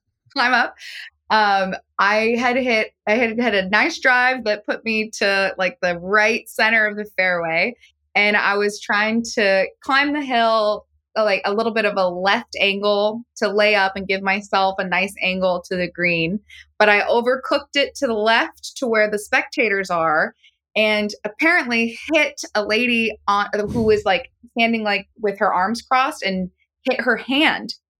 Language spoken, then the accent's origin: English; San Francisco, California, United States; I'm from San Francisco